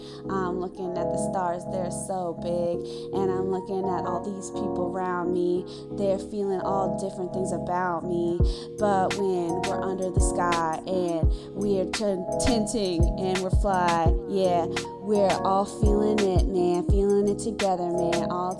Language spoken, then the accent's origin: English; Orlando, Florida, United States